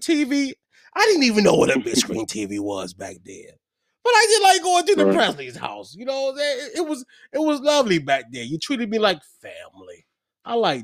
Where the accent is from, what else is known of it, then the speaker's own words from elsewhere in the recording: Hopewell, Virginia, United States; growing up in Hopewell, Virginia